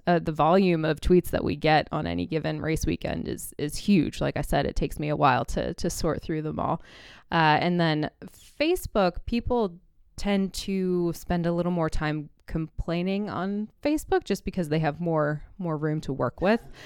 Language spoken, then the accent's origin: English; Indianapolis, Indiana, United States; moved away; also born or lived in New York City; I was born in Indianapolis and kind of grew up around IndyCar racing